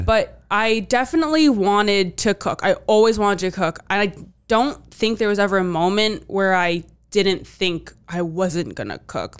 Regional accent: D.C., Virginia, United States; moved away as an adult; now in Providence, United States; I grew up outside, right outside of D C

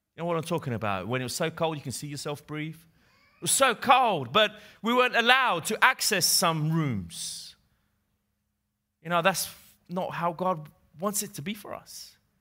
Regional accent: England, United Kingdom; accent: English; moved away as an adult; now in Italy; when I moved from England, from Great Britain, where I used to live, hence my English accent, to Italy

